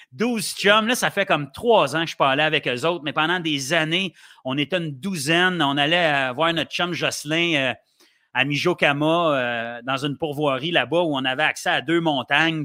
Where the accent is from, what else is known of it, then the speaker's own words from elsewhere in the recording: Sainte-Agathe-des-Monts, Quebec, Canada; also born or lived in Ottawa, Ontario / Gatineau, Quebec / Montreal, Quebec; j'ai grandi à Sainte-Agathe-des-Monts dans le temps où il n'y avait pas grand-chose